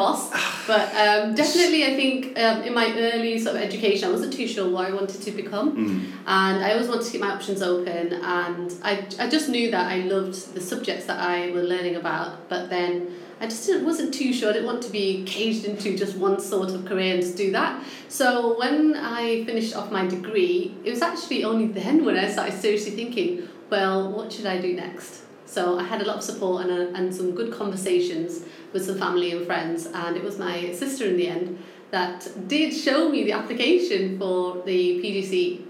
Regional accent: Manchester, North West England, United Kingdom; accent: northern; No, I'm actually from Manchester.

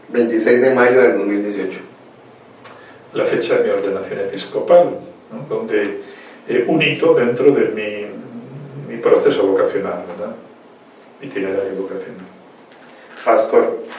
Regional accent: Valencia, Valencian Community, Spain; now in Costa Rica; Valencia. Mi tierra, mi tierra muy querida. Costa Rica. Mi tierra también, mi tierra también de adopción, donde el Señor me envió

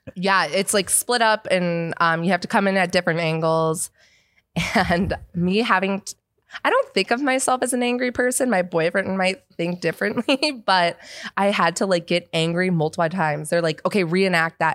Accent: Seattle, Washington, United States; moved away as an adult; I'm from Seattle

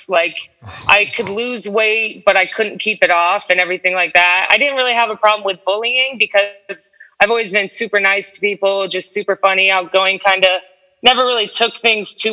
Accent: Stuart, Florida, United States; also born or lived in New Jersey / Parkland, Florida; now in Orlando, United States; I did all my growing up in this really small town on the water called Stuart, Florida.

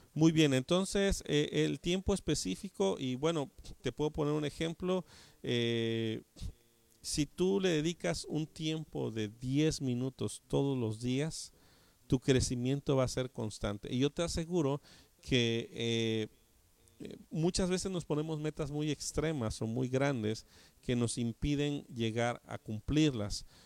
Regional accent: Mexico; nosotros como eh, mexicanos

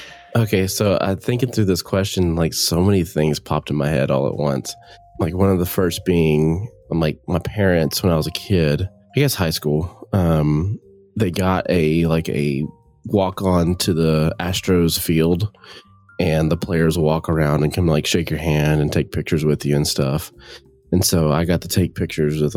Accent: Nacogdoches, Texas, United States; also born or lived in DeRidder, Louisiana; I grew up in East Texas in Nacogdoches

